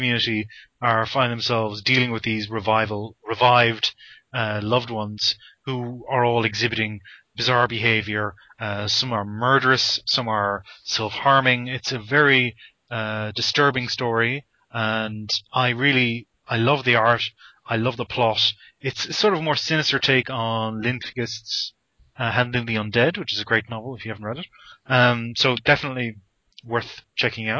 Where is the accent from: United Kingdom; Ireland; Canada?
Ireland; growing up in Ireland